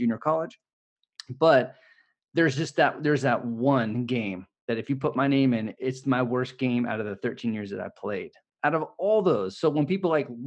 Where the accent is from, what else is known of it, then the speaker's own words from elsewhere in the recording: Bay Area, California, United States; I was born and raised in the Bay Area. I live in San Francisco